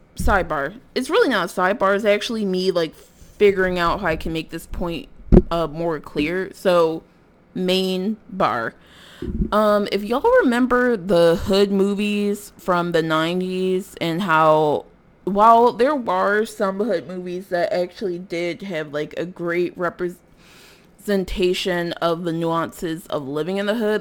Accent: Philadelphia, Pennsylvania, United States; I'm from North Philadelphia

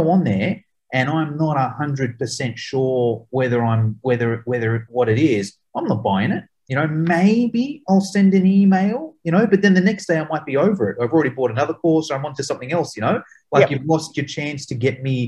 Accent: Australia; we're from Australia

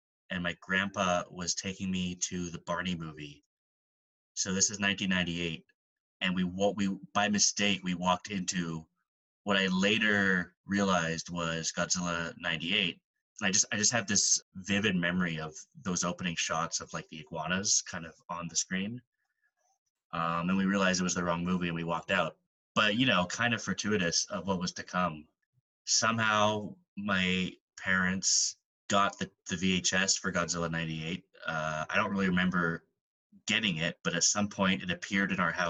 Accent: Edmonton, Alberta, Canada; moved away as an adult; now in Vancouver, Canada; I'm born and raised in Edmonton, Alberta, Canada. Currently living in Vancouver, British Columbia for school

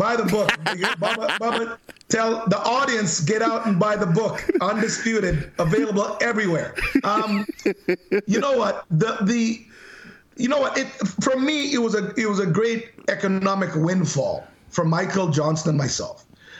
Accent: Canada; I'm representing Canada. I'm Canadian. I'm a proud Canadian.

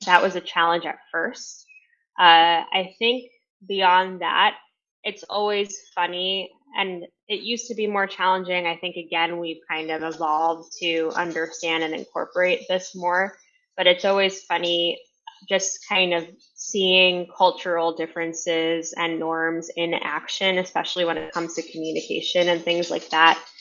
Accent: New York City, New York, United States; I'm originally from New York City. Uh, grew up in a Hispanic Latin American family

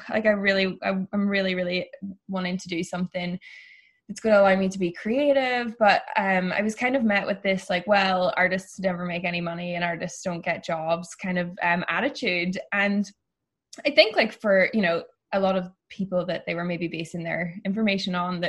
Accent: Ireland; moved away as an adult; now in San Francisco, United States; I grew up in a pretty small town in Ireland

